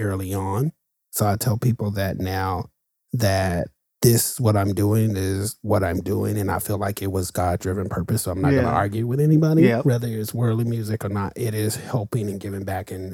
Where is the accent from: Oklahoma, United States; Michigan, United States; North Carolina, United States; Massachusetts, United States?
Oklahoma, United States; I'm from Oklahoma, so the Bible Belt